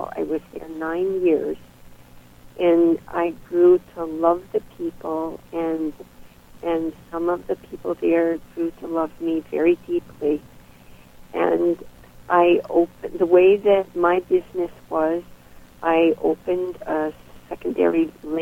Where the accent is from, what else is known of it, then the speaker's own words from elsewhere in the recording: United States; also born or lived in Bulgaria; now in Cape Cod, United States; as an American